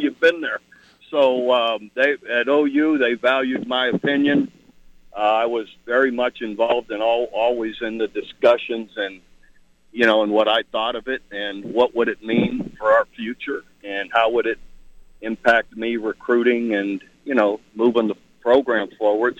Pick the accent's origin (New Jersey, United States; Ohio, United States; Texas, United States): Ohio, United States; moved away; I'm from Ohio